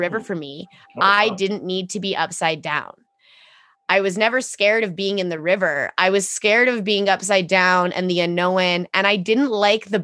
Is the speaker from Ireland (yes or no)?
no; Edmonton, Alberta, Canada; born and raised in Edmonton, Alberta.